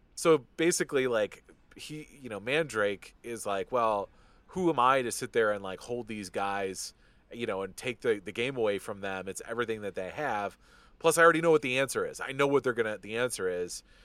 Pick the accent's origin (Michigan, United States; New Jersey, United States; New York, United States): Michigan, United States; just outside of Detroit; I grew up just outside of Detroit and Michigan